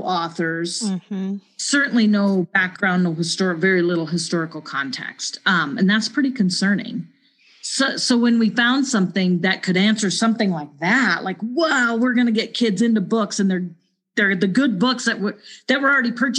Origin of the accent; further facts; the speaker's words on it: Montana, United States; also born or lived in Cheyenne, Wyoming; now in Wyoming, United States; I was born and raised in Montana.